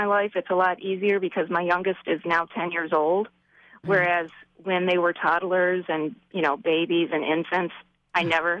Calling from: Royal Oak, Michigan, United States; Royal Oak, Michigan.

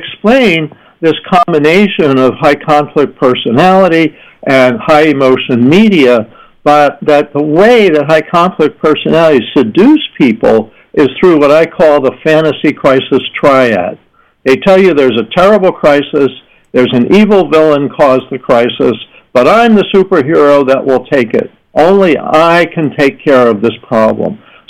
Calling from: San Diego, California, United States; I'm calling in from San Diego.

